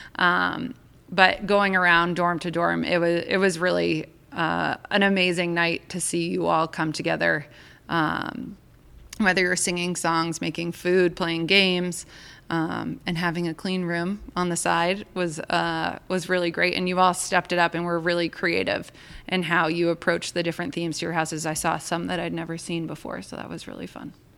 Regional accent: Maine, United States; moved away; I grew up in Maine.

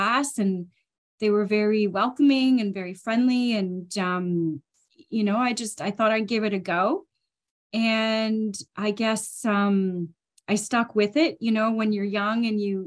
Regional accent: Ontario, Canada; also born or lived in United Kingdom / Edinburgh; now in Vancouver, Canada; Definitely Canadian …. I'm originally from Ontario

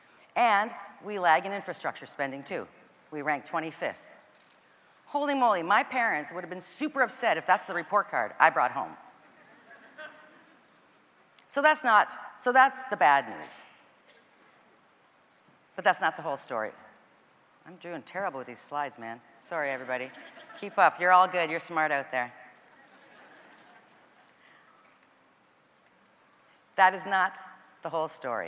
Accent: Canada; as a Canadian girl

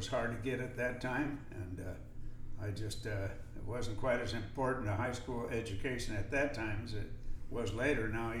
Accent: Bellflower, California, United States; I was born in Bellflower, California, and on the Palo Verde Road, and my dad had a small dairy

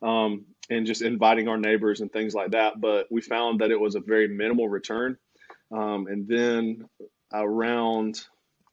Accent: Aiken, South Carolina, United States; now in Lexington, United States; So we're from Aiken, South Carolina, not near Augusta, Georgia

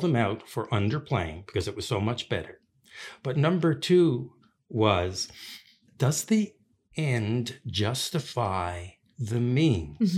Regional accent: St. John's, Newfoundland and Labrador, Canada; now in Prince Edward Island, Canada; I grew up in Newfoundland, and, uh, most of my childhood was in Saint John's, Newfoundland

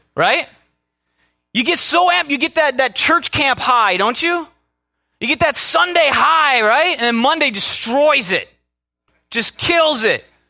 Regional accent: Minnesota, United States; I'm from Minnesota

